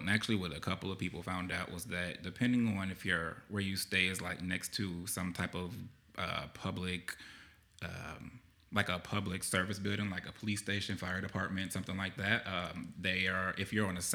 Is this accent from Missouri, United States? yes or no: no; Chicago, Illinois, United States; now in Texas, United States; I'm from Chicago